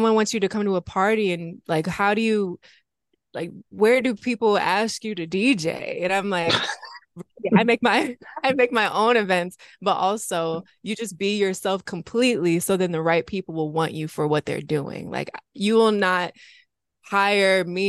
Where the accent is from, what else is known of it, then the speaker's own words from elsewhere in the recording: Grand Rapids, Michigan, United States; my hometown, Grand Rapids, Michigan